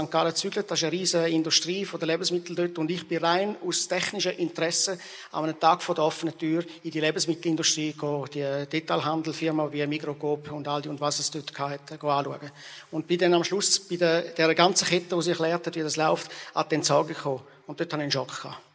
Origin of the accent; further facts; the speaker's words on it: Rwanda; Und ich bin natürlich selber auch in der Mission aufgewachsen in Ruanda, wo wir äh, viele Hungersnotbereiche gesehen haben.